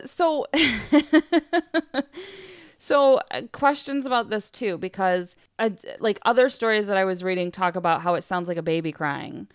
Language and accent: English; West Branch, United States; growing up in West Branch, we lived, we lived out in the woods and we had forty acres behind our home